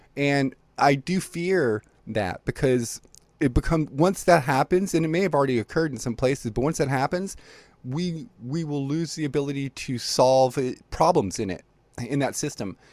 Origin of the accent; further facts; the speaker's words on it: Libya; now in United States; I was born in Libya and, and spent a bunch of time living there before I moved to the United States